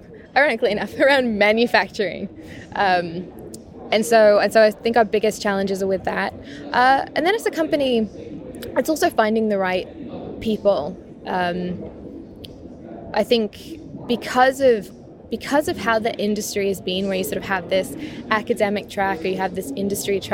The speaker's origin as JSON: {"language": "English", "region": "England", "country": "United Kingdom", "tie": "born or raised there", "said": "I grew up in England and in the countryside"}